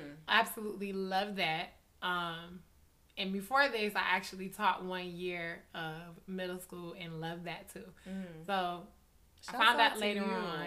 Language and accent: English; Buffalo, New York, United States; moved away as an adult; also born or lived in Daytona Beach, Florida; I'm from Buffalo, New York, born and raised.